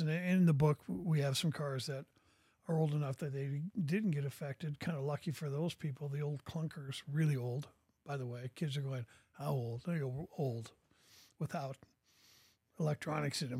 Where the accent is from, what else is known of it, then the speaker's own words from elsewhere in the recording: Portland, Oregon, United States; moved away as an adult; now in Bentonville, United States; I was born and raised in Oregon.